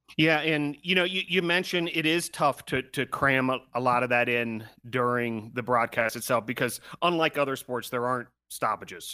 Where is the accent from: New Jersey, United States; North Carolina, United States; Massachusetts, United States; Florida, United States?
North Carolina, United States; here in my home state of, of North Carolina